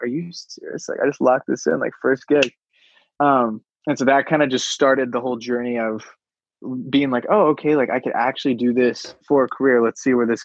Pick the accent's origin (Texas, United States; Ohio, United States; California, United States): California, United States; Los Alamitos; also born or lived in Oregon; I grew up in like the suburbs, like totally normal, like California, like suburbs, like 30 minutes from LA, like 15 minutes from the beach